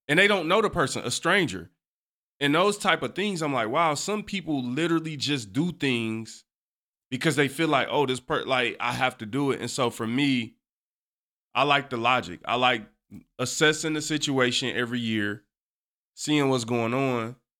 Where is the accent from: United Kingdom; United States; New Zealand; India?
United States; Detroit, Michigan; I, too, was born and raised on the East Side